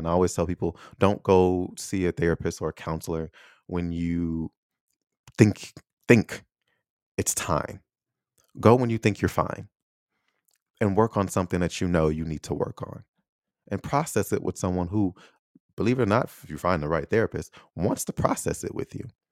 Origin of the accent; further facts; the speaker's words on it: United States; I'm American